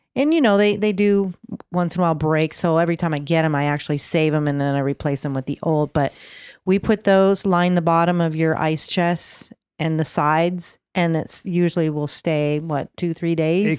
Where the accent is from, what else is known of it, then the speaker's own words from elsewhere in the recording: Michigan, United States; moved away; I was raised in Michigan